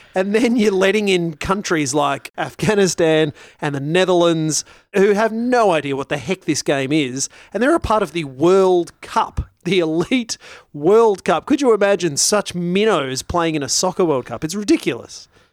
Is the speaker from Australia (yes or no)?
yes; Australia; as an Australian